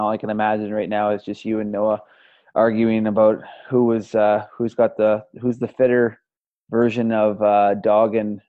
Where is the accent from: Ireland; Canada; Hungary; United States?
Canada; I'm Canadian, right? Like, I'm Canadian.